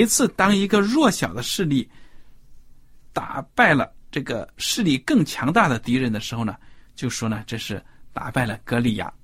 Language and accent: Chinese; China; 跟我们中国人平时用的弹弓不一样